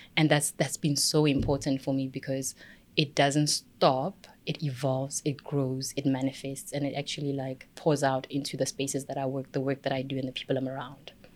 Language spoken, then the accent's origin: English; Pretoria, Gauteng, South Africa; I'm from Pretoria.